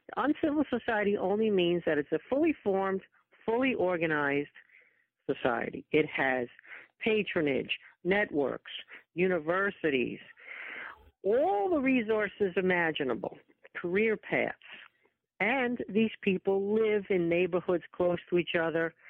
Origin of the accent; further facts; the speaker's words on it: New York area, United States; also born or lived in Rochester, New York; I'm from the New York area